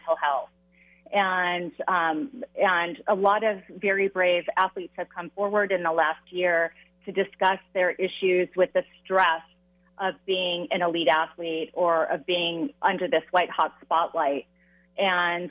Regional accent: Southern California, United States; I grew up in Southern California here

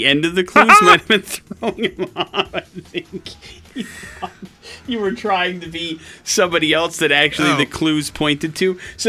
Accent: West Allis, Wisconsin, United States; I'm from West Dallas, Wisconsin. There's all sorts of Olympic champions and crazy people from there.

